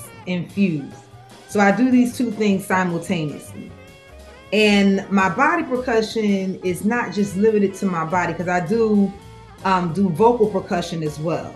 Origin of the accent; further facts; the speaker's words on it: Germantown, United States; I was born and raised in Germantown, Brickyard